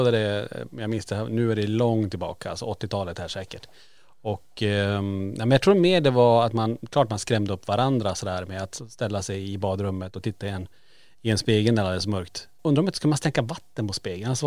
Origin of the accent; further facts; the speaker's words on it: Kiruna, Norrbotten County, Sweden; det var ju en central punkt i Kiruna, en, en som låg på Lombolområdet där vi är uppvuxna.